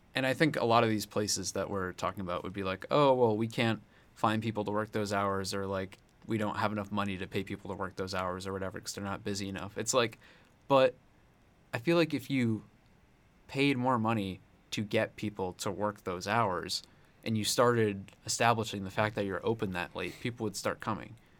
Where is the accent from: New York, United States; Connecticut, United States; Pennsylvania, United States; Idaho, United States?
Connecticut, United States; now in Columbia, United States; I'm from Connecticut.